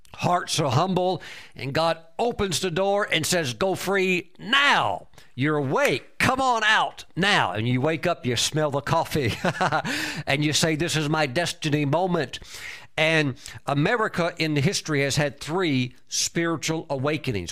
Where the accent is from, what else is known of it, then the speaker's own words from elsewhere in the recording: United States; I'm a world traveler, but I'm, I'm an American, and I'm very honored to be an American